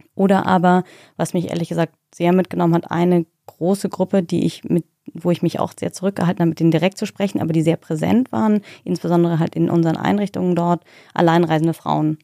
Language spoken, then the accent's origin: German; Germany; ich bin Deutsche